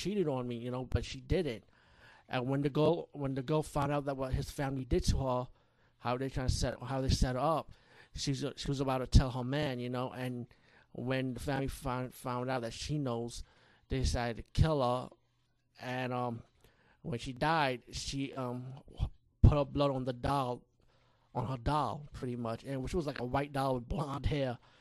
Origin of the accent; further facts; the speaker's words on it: India; being Indian myself